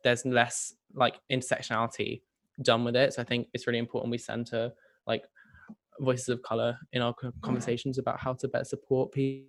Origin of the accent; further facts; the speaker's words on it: Sydney, New South Wales, Australia; Well, I'm from Sydney